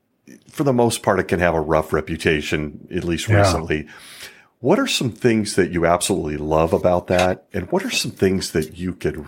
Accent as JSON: {"language": "English", "town": "Tigard", "region": "Oregon", "country": "United States", "tie": "born or raised there", "also_born_or_lived": "Marin County, California"}